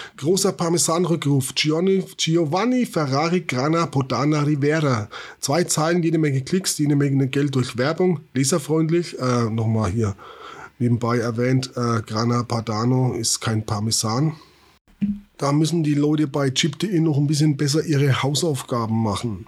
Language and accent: German; Schweinfurt district, Bavaria, Germany; Eigentlich komme ich aus dem Landkreis Schweinfurt